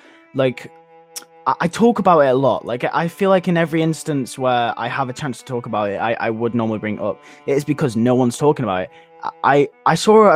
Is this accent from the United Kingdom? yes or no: yes; United Kingdom; I'm British, okay? I'm in the EU